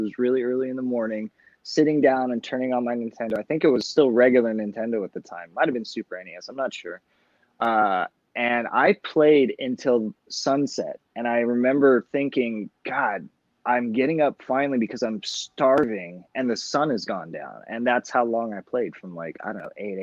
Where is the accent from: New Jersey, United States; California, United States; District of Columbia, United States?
California, United States; Los Angeles; I grew up in Los Angeles